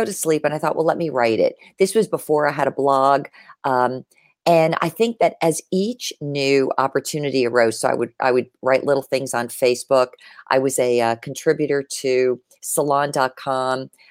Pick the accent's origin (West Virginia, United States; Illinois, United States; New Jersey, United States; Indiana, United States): New Jersey, United States; Lyndhurst; I grew up in a small town, um, about ten, fifteen minutes outside of Manhattan. It was Lyndhurst, New Jersey, one square mile.